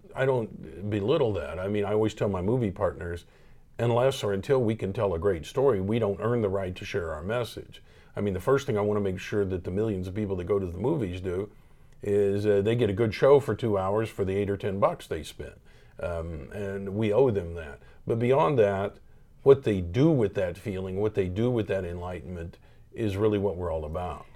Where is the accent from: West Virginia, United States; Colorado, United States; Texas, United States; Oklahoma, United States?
Oklahoma, United States; Tulsa; I grew up here in Tulsa, Oklahoma.